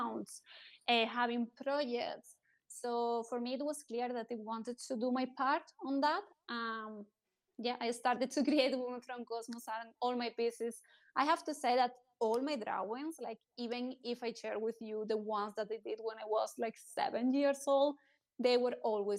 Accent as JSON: {"language": "English", "country": "Spain", "said": "I'm coming from Spain"}